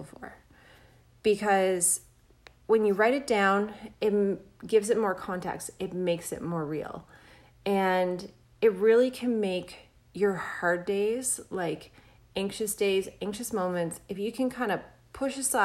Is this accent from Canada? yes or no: yes; Canada; I'm Canadian